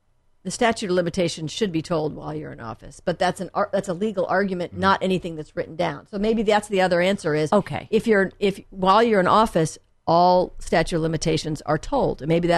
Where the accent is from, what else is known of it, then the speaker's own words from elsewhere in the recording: La Jolla, California, United States; My dad was a professor, so we were a bit of a gypsies in the beginning. And then I went to junior high school and high school in La Jolla.